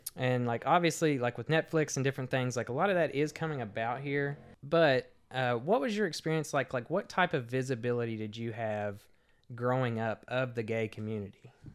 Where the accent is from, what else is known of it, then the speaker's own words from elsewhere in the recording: McLean County, Kentucky, United States; I grew up in McLean County, Kentucky.